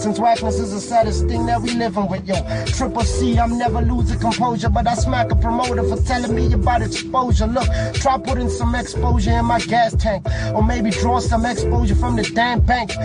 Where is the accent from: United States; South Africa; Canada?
South Africa; Tembisa, Gauteng; also born or lived in Soweto; now in Naturena, South Africa; I was born I was born in Soweto, grew up in Tembisa